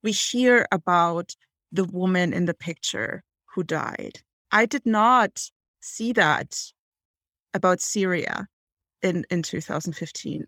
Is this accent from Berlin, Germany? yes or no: no; Hamburg, Germany; moved away; I am from Hamburg, which is Germany's second largest city.